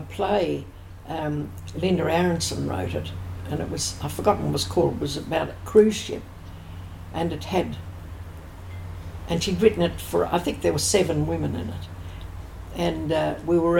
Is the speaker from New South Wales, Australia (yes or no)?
yes; Sydney, New South Wales, Australia; I was born in Ashfield.